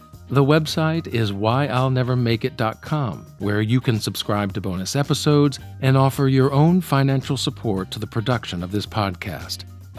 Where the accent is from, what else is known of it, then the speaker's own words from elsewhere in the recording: Alabama, United States; Now, we are two fellow Southern boys. Growing up, I grew up in Alabama.